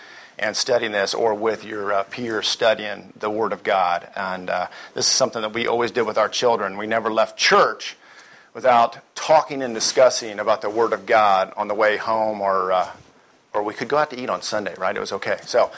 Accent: Texas, United States; And even though I'm from Texas and I'm a salesman, I'm very slow, I do speak rather quickly.

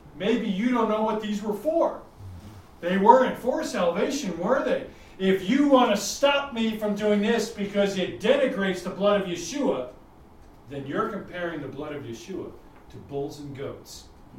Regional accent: New York, United States; he's from Texas, I'm from New York.

